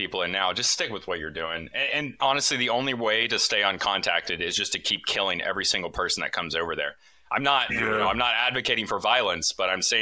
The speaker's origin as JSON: {"language": "English", "region": "Connecticut", "country": "United States", "said": "I did an archaeology field school in New England, in Connecticut, in my home state"}